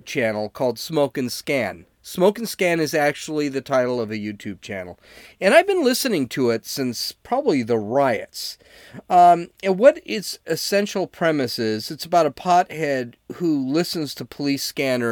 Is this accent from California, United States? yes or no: yes; San Diego, California, United States; I'm like from San Diego